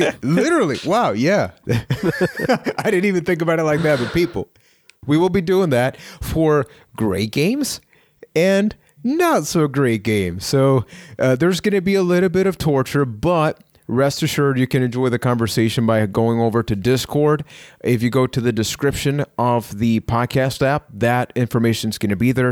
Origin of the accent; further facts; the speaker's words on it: Puerto Rico; I am from Puerto Rico